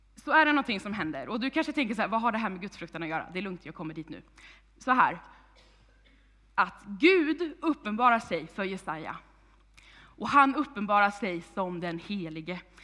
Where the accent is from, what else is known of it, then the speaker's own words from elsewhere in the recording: Vänersborg, Västra Götaland, Sweden; now in Tibro, Sweden; Jag kommer ursprungligen från Vargön, Vänersborg, men är ungdomspastor i den här församlingen